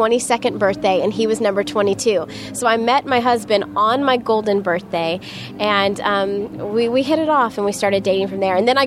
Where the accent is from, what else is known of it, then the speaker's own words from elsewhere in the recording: Orlando, Florida, United States; We're both from Orlando